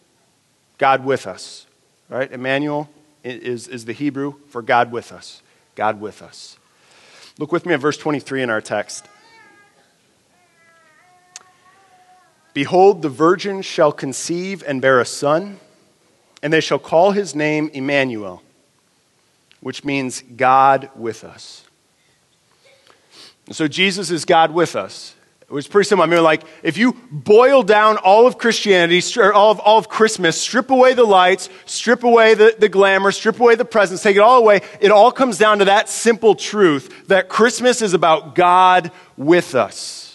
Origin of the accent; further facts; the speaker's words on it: Detroit, Michigan, United States; moved away; also born or lived in northern Wisconsin; my hometown, Detroit, Michigan